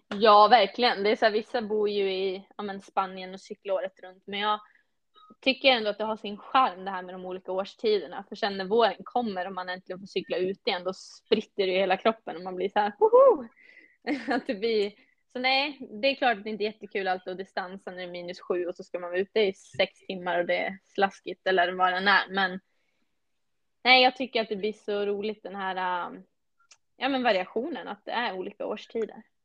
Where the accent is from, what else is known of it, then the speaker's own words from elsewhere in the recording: Tärnaby, Västerbotten County, Sweden; now in Falun, Sweden; jag är från Tärnaby